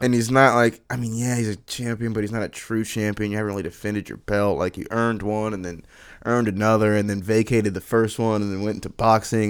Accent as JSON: {"language": "English", "region": "Florida", "country": "United States", "said": "we, we're from Florida, very southern state"}